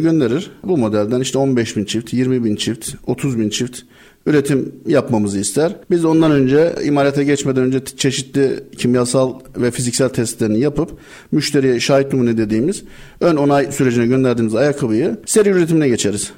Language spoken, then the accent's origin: Turkish; Istanbul, Turkey; 78 İstanbul doğumluyum ben